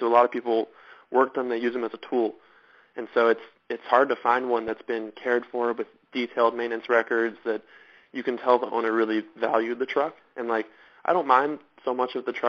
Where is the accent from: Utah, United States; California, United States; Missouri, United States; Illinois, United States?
California, United States; Southern; I grew up in Southern California. That's where I'm from.